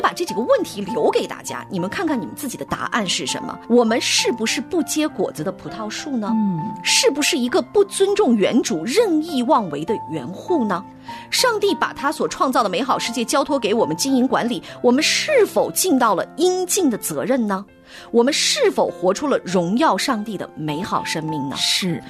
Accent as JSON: {"language": "Chinese", "region": "northern China", "country": "China", "tie": "born or raised there", "said": "我的家乡其实是北方的城市，所以是它其实是不太下雨的"}